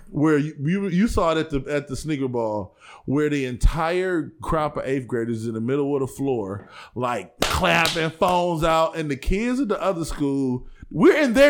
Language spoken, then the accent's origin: English; Cleveland, Ohio, United States